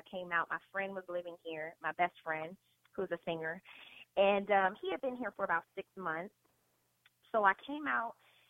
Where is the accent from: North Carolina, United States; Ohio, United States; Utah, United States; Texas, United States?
Ohio, United States; Cincinnati; moved away as an adult; also born or lived in Nashville, Tennessee; now in Los Angeles, United States; I'm originally from Cincinnati, Ohio. I went to the School for Creative and Performing Arts there.